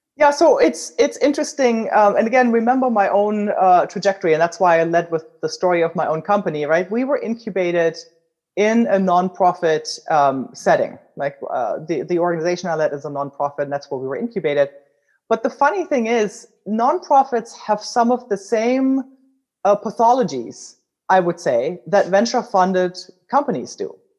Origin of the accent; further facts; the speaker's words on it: Germany; accent: German; English is a second language; now in United States; as you can tell from my accent, I'm originally German